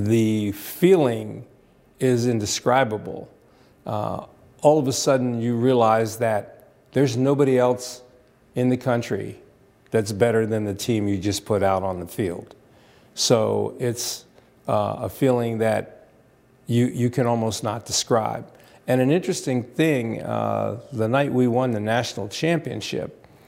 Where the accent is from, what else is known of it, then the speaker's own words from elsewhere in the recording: Bryn Mawr, Pennsylvania, United States; moved away as an adult; also born or lived in Berwyn, Pennsylvania; I'm from Bryn Mawr, Pennsylvania, obviously local yokel